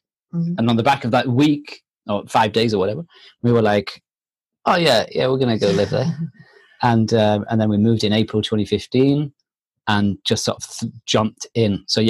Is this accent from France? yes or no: yes; France; moved away; We came from France and, you know, we came here on a whim.